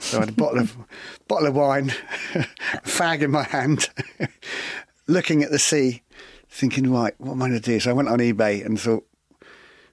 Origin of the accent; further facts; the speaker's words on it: West Bay, South West England, United Kingdom; since I was a young kid growing up in West Bay